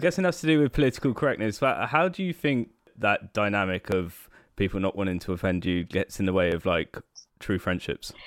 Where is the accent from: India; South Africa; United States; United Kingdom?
United Kingdom; near Oxford, South East England; now in Brighton, United Kingdom; I live in Brighton now, but I was originally from near Oxford